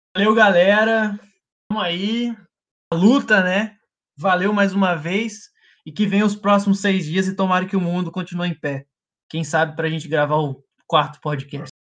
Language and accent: Portuguese; Brazil; accent: Brazilian; meu sotaque brasileiro ficava forte